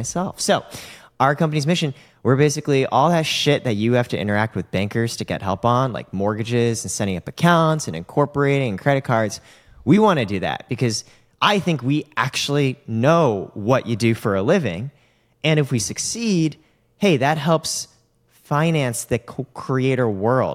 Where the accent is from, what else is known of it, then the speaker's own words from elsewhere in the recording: United States; I'm American